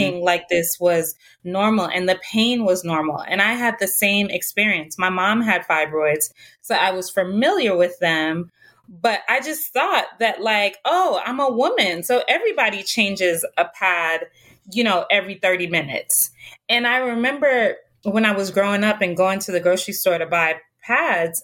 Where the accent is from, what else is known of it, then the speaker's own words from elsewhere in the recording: Jamaica; I'm originally from Jamaica